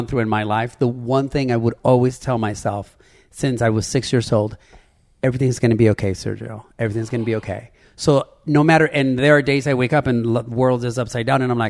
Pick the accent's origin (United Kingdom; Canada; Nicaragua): Nicaragua; moved away; I was born in Nicaragua